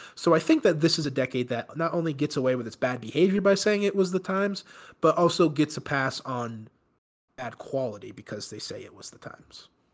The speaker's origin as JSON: {"language": "English", "region": "East Coast", "country": "United States", "tie": "born or raised there", "said": "We grew up on the East Coast"}